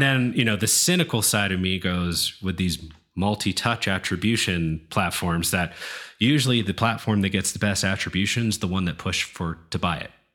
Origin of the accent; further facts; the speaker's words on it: East Coast, United States; moved away; I'm from the East Coast originally